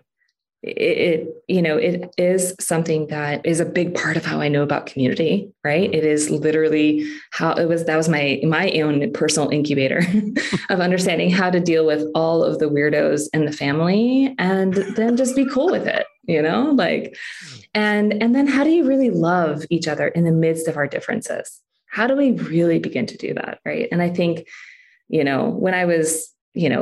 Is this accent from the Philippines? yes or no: yes; Philippines; moved away; I grew up in the Philippines.